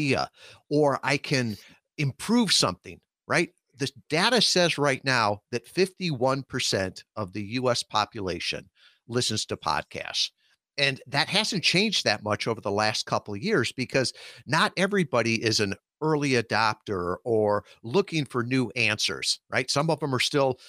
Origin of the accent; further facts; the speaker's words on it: Chicago suburbs, Illinois, United States; I grew up out in the Chicago suburbs